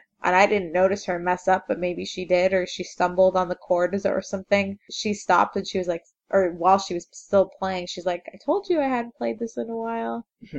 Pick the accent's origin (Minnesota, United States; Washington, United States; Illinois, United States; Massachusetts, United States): Illinois, United States; Chicago; born or raised there